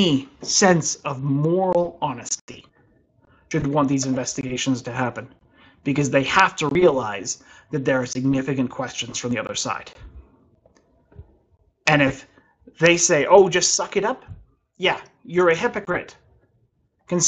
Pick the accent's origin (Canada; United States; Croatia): Canada; I'm a Canadian